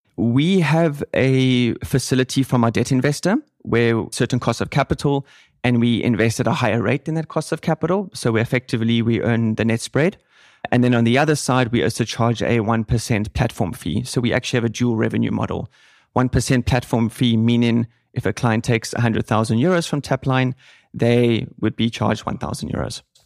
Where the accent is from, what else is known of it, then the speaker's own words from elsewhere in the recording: Cape Town, Western Cape, South Africa; moved away as an adult; also born or lived in Reutlingen, Germany; now in Germany; I'm from Cape Town, South Africa